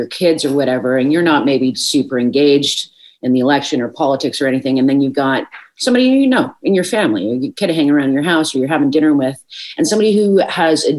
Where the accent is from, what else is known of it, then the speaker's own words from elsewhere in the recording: Newfoundland and Labrador, Canada; as a Newfoundlander